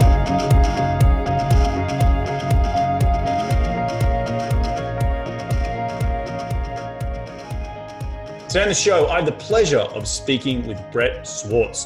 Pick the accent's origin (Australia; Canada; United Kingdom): Australia; moved away; coming from Australia, where we don't actually have 1031s exchanges in Aussie